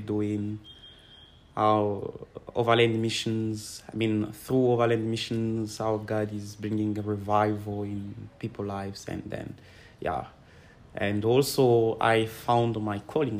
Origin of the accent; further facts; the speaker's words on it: Kolwezi, Lualaba, DR Congo; I'm from Congo. Um, I was born here, but grew up uh, in Kolwezi uh, city.